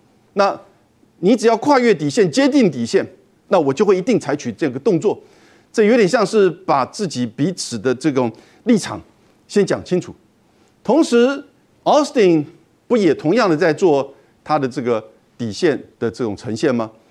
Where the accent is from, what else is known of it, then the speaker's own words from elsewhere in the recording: Taiwan; 这个立场当然我们台湾人听得比较刺耳。